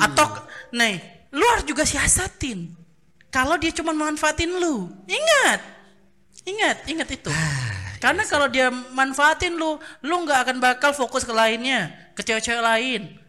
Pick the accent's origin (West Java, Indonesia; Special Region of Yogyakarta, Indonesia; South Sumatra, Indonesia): South Sumatra, Indonesia; Baturaja; moved away; kami kan dari Baturaja